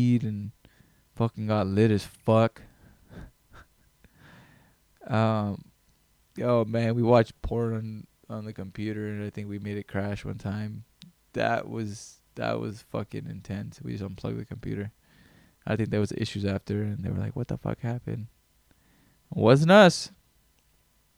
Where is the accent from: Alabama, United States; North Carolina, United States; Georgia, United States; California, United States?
California, United States; Greenville; I grew up in Greenville, California.